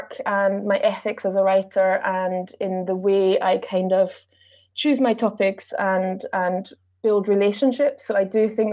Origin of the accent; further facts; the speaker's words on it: Austria; English is a second language; also born or lived in Berlin, Germany; now in Glasgow, United Kingdom; I'm originally from Austria, and at the time I lived in Germany